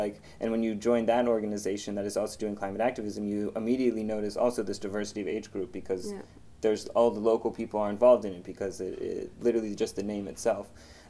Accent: United States; now in Groningen, Netherlands; I'm coming from the United States

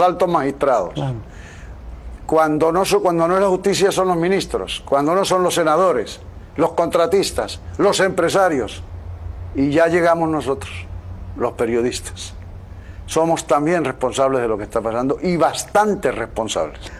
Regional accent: Colombia

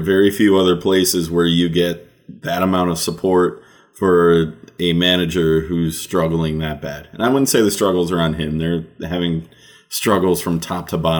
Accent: United States; I'm American

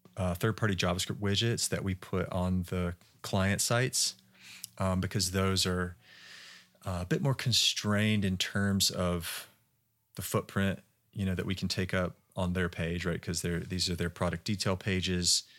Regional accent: Georgia, United States; moved away; also born or lived in Utah; I'm from Georgia

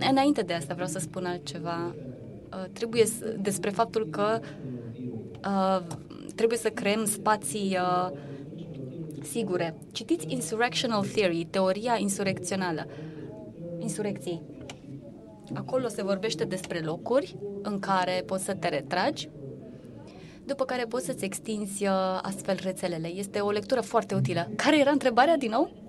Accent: Bucharest, Romania; born there; now in Cluj-Napoca, Romania; Eu, de exemplu, m-am născut la București și nu m-am simțit liberă când eram uh, copil, pentru că părinții mei nu mă lăsau să fug pe iarbă.

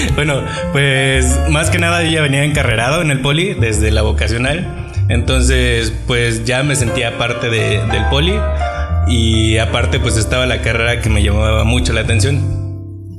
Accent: Mexico City, Mexico; soy efectivamente de la Ciudad de México

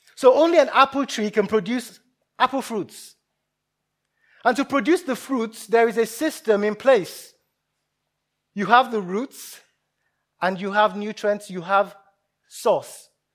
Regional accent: Nigeria; moved away; I grew up in Nigeria, partly.

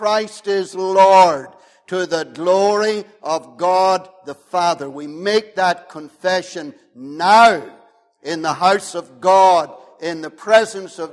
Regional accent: Omagh, Northern Ireland, United Kingdom; I grew up in the Wild West between Omagh and Newton Stewart.

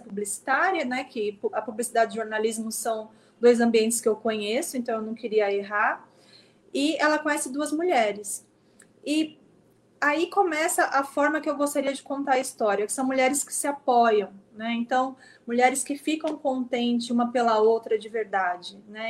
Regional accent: São Vicente, São Paulo, Brazil; born or raised there; moved away as an adult; now in São Paulo, Brazil

